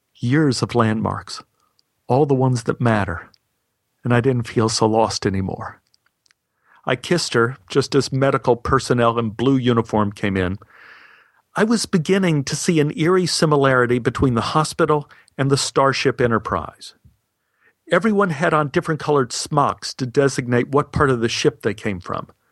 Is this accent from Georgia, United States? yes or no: no; Texas, United States; I grew up in Texas